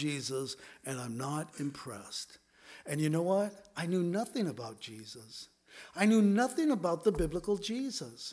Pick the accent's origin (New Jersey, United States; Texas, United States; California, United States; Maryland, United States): California, United States; Southern; also born or lived in Los Angeles / San Diego; I grew up in Southern California, and we lived in L.A., then we moved to San Diego